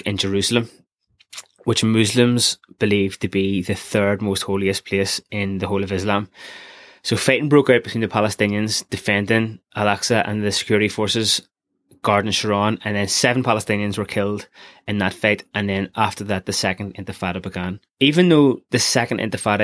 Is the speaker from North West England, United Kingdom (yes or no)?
no; Belfast, Northern Ireland, United Kingdom; growing up in Belfast during the 90s